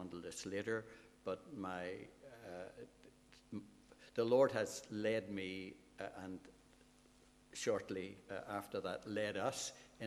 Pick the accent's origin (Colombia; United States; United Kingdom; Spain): United Kingdom; Belfast, Northern Ireland; I was brought up in the Seaview Estate, up the hill from Crusaders